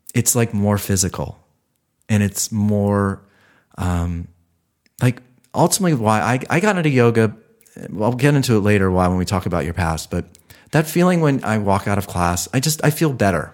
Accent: Ohio, United States; moved away; I'm from Ohio

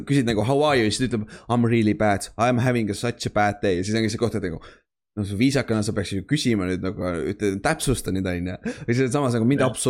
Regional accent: Estonia; mu vana-vanaema oli rootslane või midagi, sest ma olen, ma olen eestlane

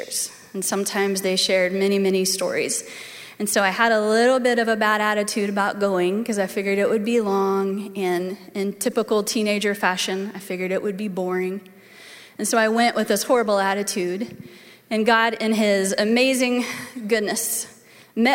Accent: Edmond, Oklahoma, United States; I grew up in Waterloo Church of the Nazarene, just north of here, out in North Edmond.

